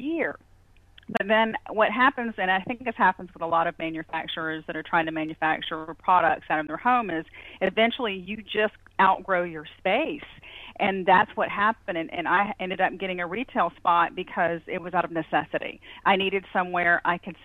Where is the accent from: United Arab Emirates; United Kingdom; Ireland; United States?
United States; Georgia; now in Perry, United States; I'm actually originally from Georgia